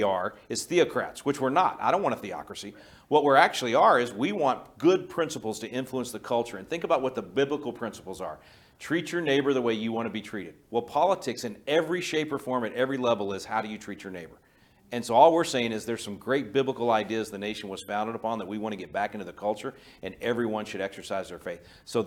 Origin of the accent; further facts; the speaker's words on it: Wylie, Texas, United States; I grew up in Collin County, in Wiley